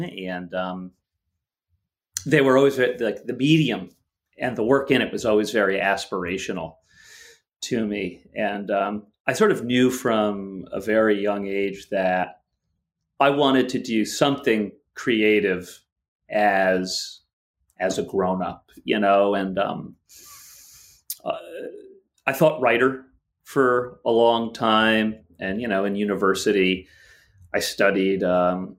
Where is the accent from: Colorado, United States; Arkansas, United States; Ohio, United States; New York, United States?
New York, United States; the greater New York area, United States; the New York, the greater New York area